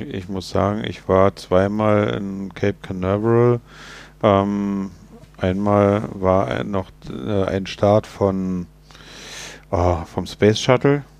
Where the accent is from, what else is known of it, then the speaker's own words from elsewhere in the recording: Germany; wir als Deutsche